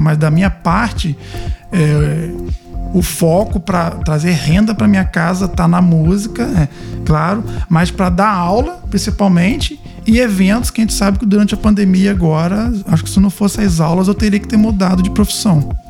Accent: Cambuci, Rio de Janeiro, Brazil; Eu sou de Cambuci interior do estado do Rio de Janeiro

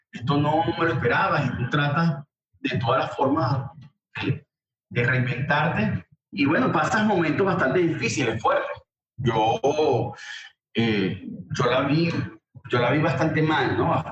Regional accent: Barquisimeto, Lara, Venezuela; moved away as an adult; now in United States; Vengo de, de Venezuela, de Barquisimeto específicamente

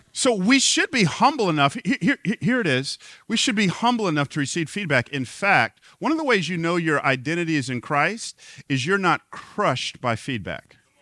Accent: Atlanta, Georgia, United States; moved away; I grew up in Atlanta

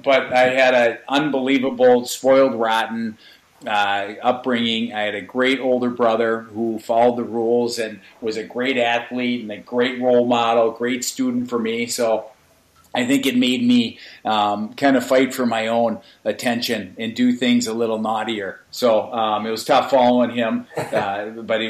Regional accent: Edina, Minnesota, United States; born or raised there; also born or lived in St. Louis Park, Minnesota

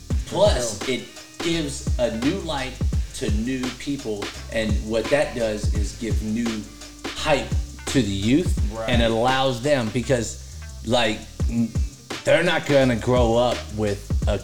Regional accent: Northern California, United States; moved away; I'm from Northern California.

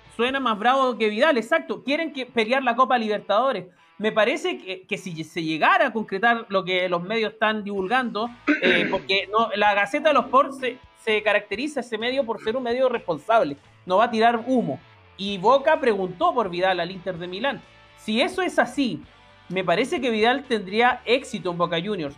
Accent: Chile; como chileno

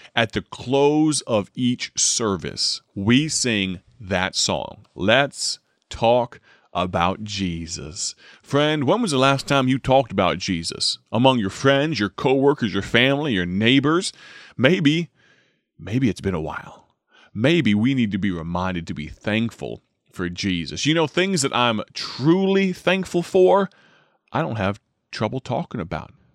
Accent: Dwight, United States; That's my hometown station, based out of my home church, the gospel voice of Dwight

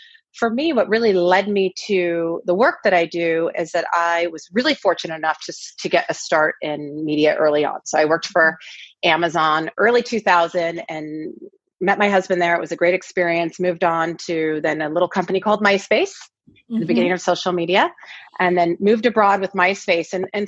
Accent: Pacific Northwest, United States; now in Los Angeles, United States; I grew up in the Northwest, and we've been in LA now for about 10 years.

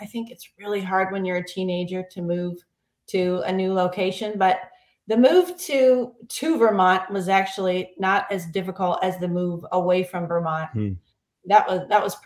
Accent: Ontario, Canada; also born or lived in Foresters Falls, Ontario; now in Taipei, Taiwan; I had a great childhood in Ontario

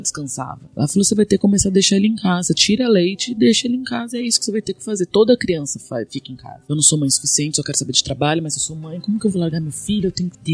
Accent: São Paulo, Brazil; also born or lived in Vila Mariana, São Paulo; Eu cresci muito criança na Leandro de Itaquera

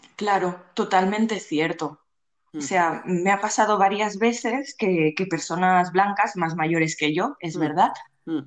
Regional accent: Barcelona, Catalonia, Spain; soy de Barcelona nací aquí y siempre he vivido aquí

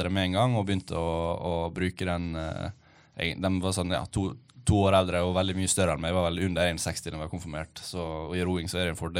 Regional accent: Ålesund, Møre og Romsdal, Norway; Ja, jeg er 27 nå, og jeg begynte å ro når jeg var 11. Så jeg har tatt noen tak. Jeg begynte å ro i Ålesund, der jeg kommer fra.

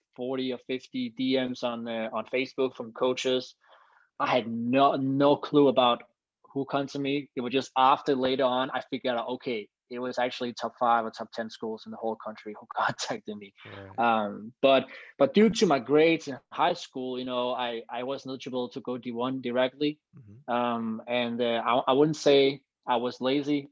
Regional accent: Copenhagen, Capital Region of Denmark, Denmark; also born or lived in United States; now in Copenhagen, Denmark; I'm from Copenhagen, Denmark, and I'm a long jumper

